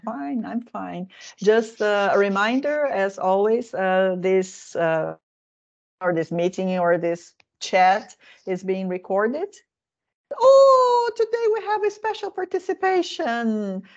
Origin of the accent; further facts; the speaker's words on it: Brazil; now in Finland; I come from Brazil